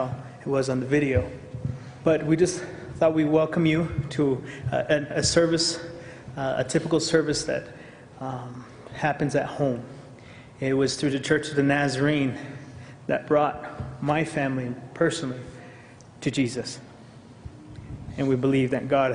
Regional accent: United States; I grew up on the Navajo Reservation

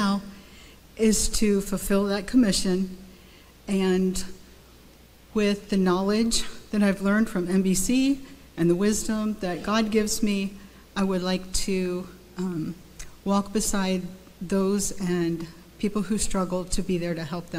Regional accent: Dover, Delaware, United States; I'm from the East Coast, Dover, Delaware.

